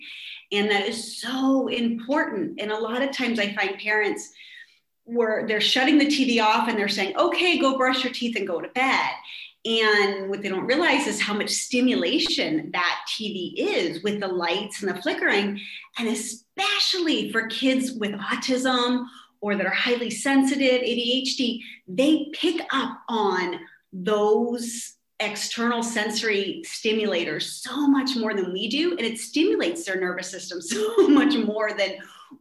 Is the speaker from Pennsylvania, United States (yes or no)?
yes; Pittsburgh, Pennsylvania, United States; moved away as an adult; now in Estonia; I'm originally from Pittsburgh, Pennsylvania